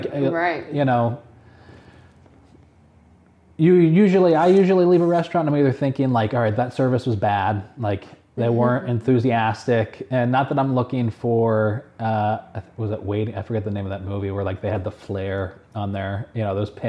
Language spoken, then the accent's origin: English; Syracuse, New York, United States; also born or lived in Central Texas; I grew up in Syracuse